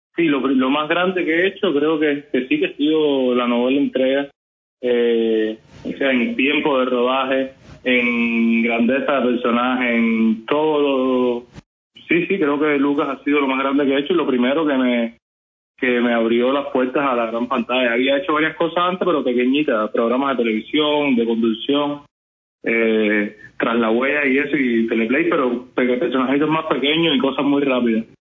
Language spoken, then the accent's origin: Spanish; Pinar del Río, Cuba; moved away; Flavia y yo, que venimos juntos desde Pinar del Tío, que nos conocemos antes de entrar a la ENA